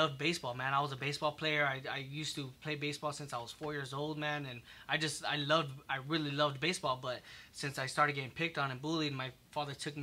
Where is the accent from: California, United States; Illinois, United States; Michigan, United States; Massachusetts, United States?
California, United States; South El Monte; I grew up in South Amani, born and raised.